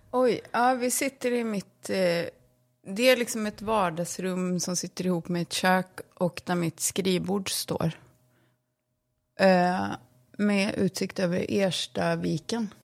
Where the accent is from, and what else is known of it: Borås, Västra Götaland, Sweden; born or raised there; also born or lived in London, United Kingdom; now in Stockholm, Sweden